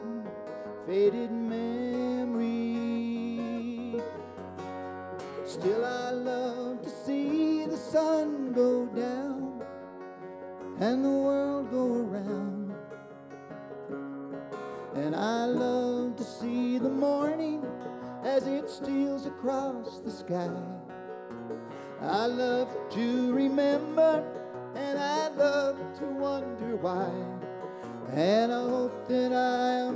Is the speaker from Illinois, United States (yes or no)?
yes; Illinois, United States; We are these guys from Illinois